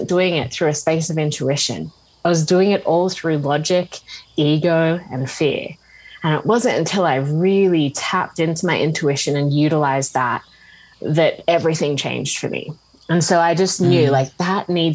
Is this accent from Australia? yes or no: yes; Australia; moved away as an adult; also born or lived in Scotland; I grew up in Australia and I studied teaching